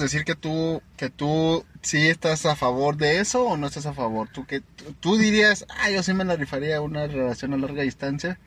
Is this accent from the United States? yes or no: no; Chihuahua, Mexico; nosotros somos de Chihuahua